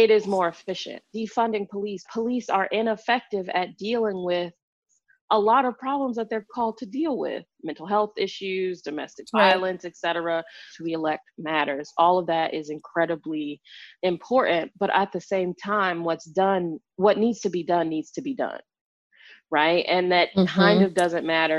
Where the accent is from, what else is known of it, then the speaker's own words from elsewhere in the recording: Chicago, Illinois, United States; now in Washington, D.C., United States; growing up in Chicago